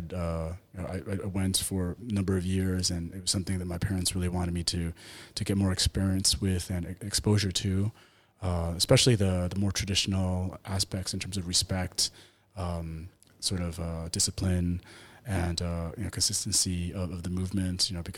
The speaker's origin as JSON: {"language": "English", "region": "Taipei", "country": "Taiwan", "tie": "born or raised there", "also_born_or_lived": "United States", "said": "So I basically grew up in Taipei, and I went to an international school there. So I grew up in a multilingual environment. I learned Mandarin"}